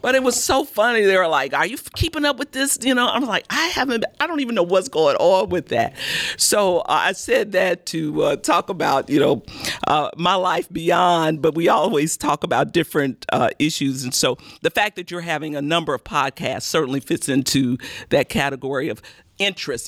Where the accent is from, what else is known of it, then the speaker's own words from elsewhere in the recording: Chicago, Illinois, United States; now in Baton Rouge, United States; I was born and raised in Chicago